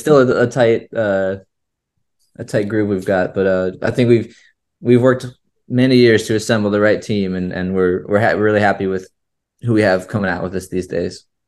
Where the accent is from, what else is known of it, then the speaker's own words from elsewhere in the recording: St. Petersburg, Florida, United States; also born or lived in Chicago, Illinois; I was born in Chicago, And when I was about three, um, and Kevin was about to be born, uh, our, so our parents originally moved down to Florida